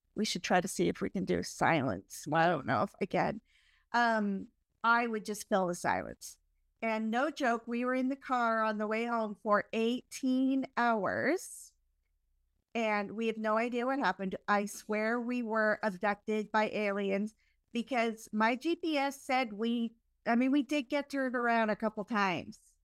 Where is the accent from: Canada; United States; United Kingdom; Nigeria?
Canada; I'm Canadian